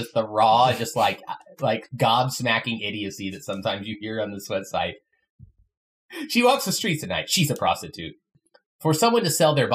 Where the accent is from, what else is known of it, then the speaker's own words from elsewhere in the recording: United States; turns out we're American